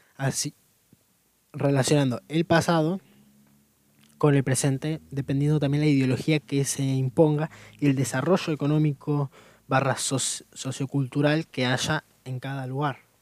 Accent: Argentina; del país de donde vengo

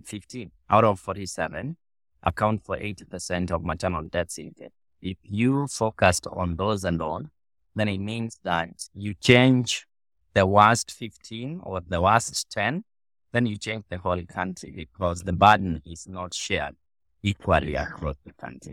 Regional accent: Kenya; I was born in Southwest, in Western Kenya, which is not very far from Lowalla

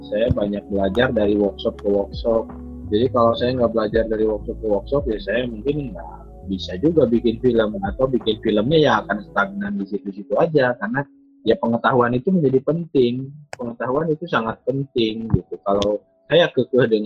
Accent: West Java, Indonesia; Yang pertama karena saya orang Sunda.

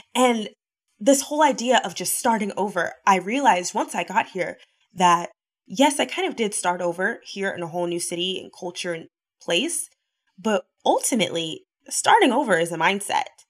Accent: the South, United States; now in Los Angeles, United States; I'm from the South.

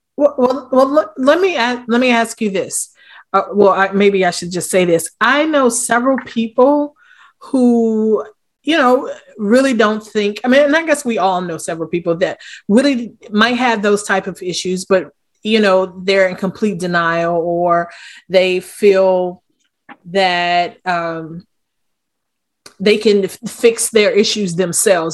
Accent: Wilmington, Delaware, United States; I'm from Wilmington, Delaware

